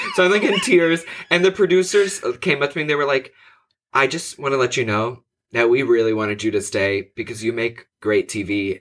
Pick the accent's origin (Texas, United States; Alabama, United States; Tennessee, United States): Texas, United States; Houston; I'm from the Houston area